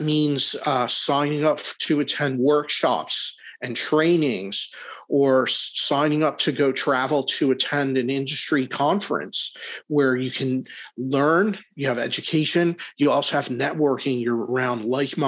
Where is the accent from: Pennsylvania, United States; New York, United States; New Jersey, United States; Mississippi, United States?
Pennsylvania, United States; Philadelphia; I'm a Philly guy, I'm from Philadelphia